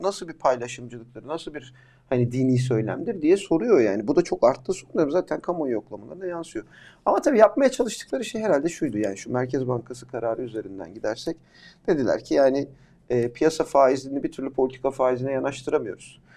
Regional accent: Amasya, Turkey; ben e, Amasya'da doğdum büyüdüm

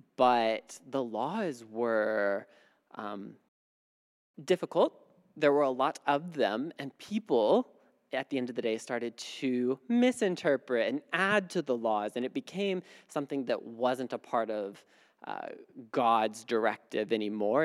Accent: Midwest, United States; moved away; I grew up in the Midwest where it gets really cold

